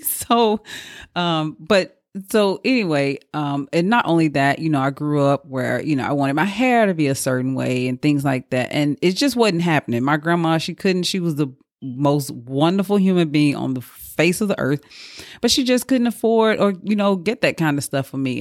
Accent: Mississippi, United States; moved away; in my hometown. I'm from Mississippi

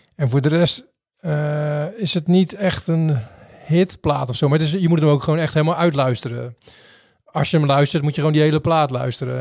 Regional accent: Rotterdam, South Holland, Netherlands; we komen allebei uit Rotterdam

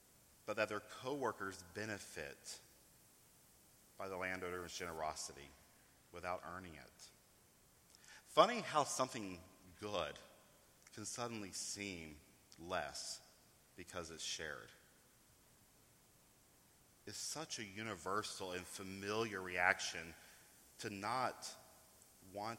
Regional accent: East Coast, United States; also born or lived in New York; I come from the East Coast. I still live in New York

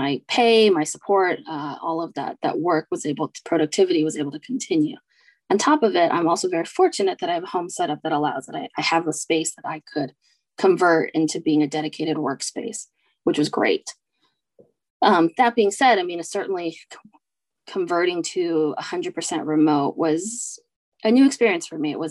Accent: United States; My parents are immigrants from Taiwan. They came here after university and raised both my sister and I here in the US

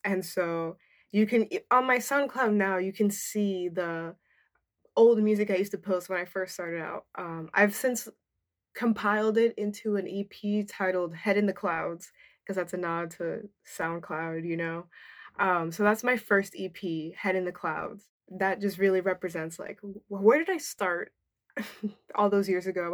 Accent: New Jersey, United States; also born or lived in New York / Dominican Republic (ancestry); I grew up in a predominantly white suburban area in New Jersey

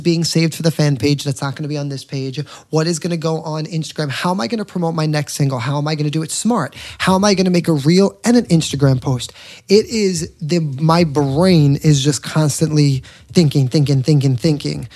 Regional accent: New York, United States; I'm from New York

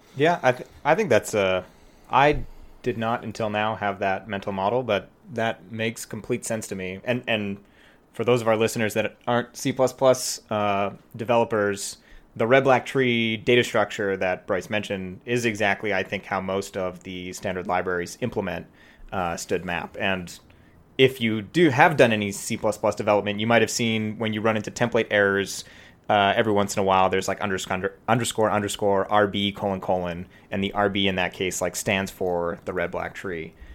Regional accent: Prince George, British Columbia, Canada; moved away as an adult; also born or lived in Vancouver / Bay Area; now in Toronto, Canada; it's a small city called Prince George

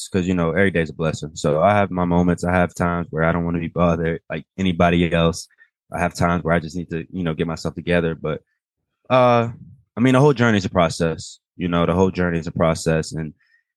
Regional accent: Atlanta, Georgia, United States; also born or lived in Baltimore, Maryland; West Baltimore was where I stayed at until like about 5 years old. And then ended up moving out here. And I've been here since. I've been here for years. So I'm from Atlanta too.

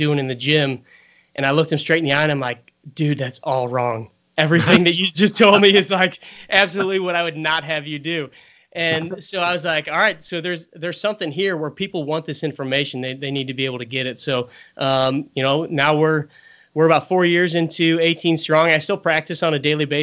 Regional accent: St. Louis, Missouri, United States; also born or lived in Kansas City; I was born and raised in St. Louis

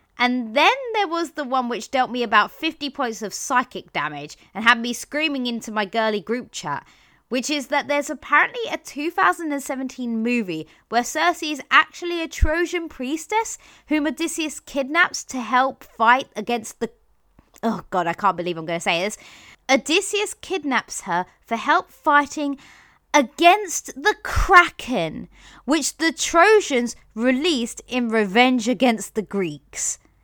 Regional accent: London, United Kingdom; as a Londoner

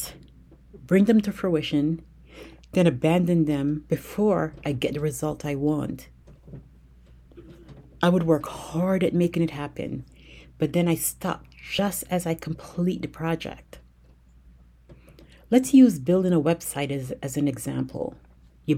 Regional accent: United States; I grew up in America

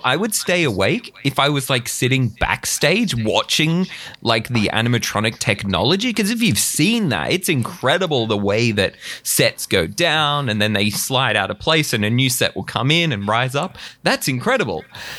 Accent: Australia; as an Australian, you don't really have a connection to the show.

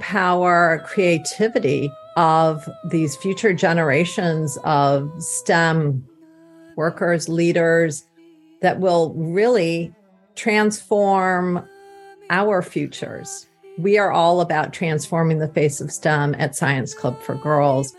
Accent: Ann Arbor, Michigan, United States; I grew up in Ann Arbor, Michigan

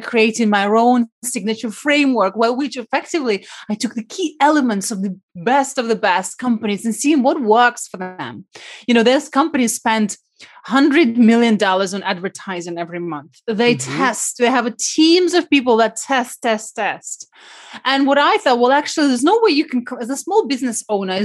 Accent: Siberia, Russia; moved away; I was brought up in Siberia during communism time.

